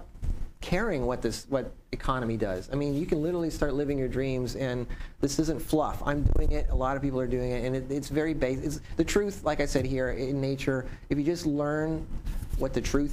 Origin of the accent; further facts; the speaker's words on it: Newmarket, Ontario, Canada; now in Las Vegas, United States; I grew up just outside of Newmarket. Back in the 70s